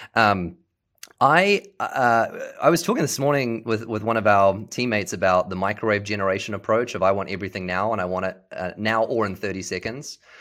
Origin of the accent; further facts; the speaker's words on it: New Zealand; moved away as an adult; also born or lived in Seattle; now in Dallas, United States; I was born and raised in New Zealand